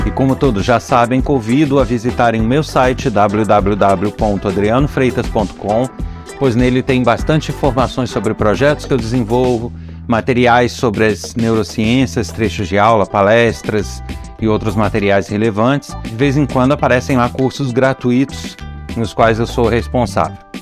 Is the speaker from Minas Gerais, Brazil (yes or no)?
no; Nova Friburgo, Rio de Janeiro, Brazil; da terra onde eu nasci, de Nova Friburgo, estado do Rio de Janeiro